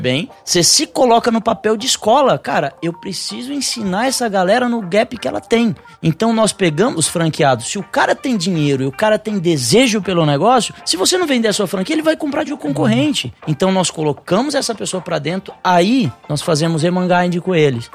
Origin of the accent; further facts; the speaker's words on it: São Paulo, Brazil; also born or lived in Joinville; eu sou de São Paulo